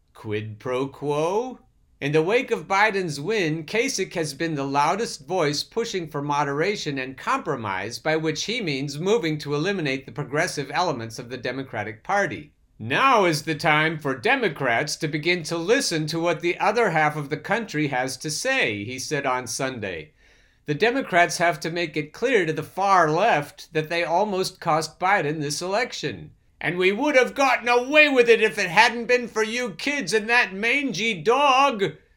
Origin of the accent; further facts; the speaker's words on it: Columbus, Ohio, United States; I'm from Columbus.